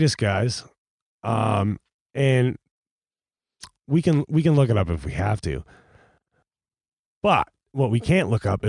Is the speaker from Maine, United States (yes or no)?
yes; Maine, United States; I'm from Maine.